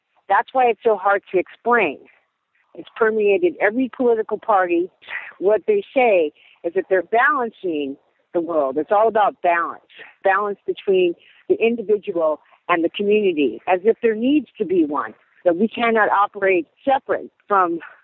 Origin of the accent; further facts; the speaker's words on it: United States; also born or lived in Seattle; now in Alaska, United States; for me as an American